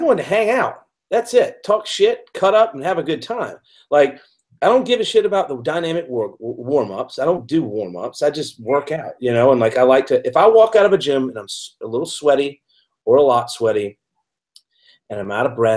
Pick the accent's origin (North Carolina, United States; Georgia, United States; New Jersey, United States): Georgia, United States; now in Seattle, United States; I'm from Georgia originally. I live in Seattle now.